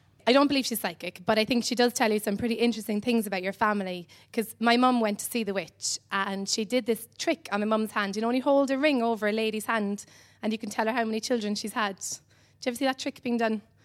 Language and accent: English; Cobh, Munster, Ireland; I'm from Cove in Ireland. It's an island on the south coast of Ireland.